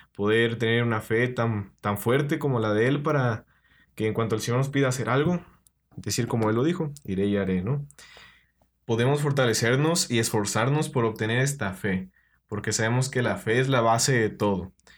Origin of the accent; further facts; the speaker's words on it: Puebla, Mexico; Yo soy de Puebla